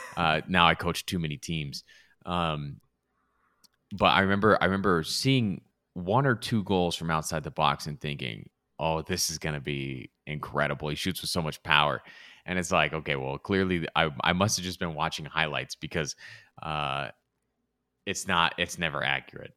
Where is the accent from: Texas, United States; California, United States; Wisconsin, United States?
California, United States; Southern; also born or lived in Provo, Utah; I grew up in Southern California, watched plenty of U S C growing up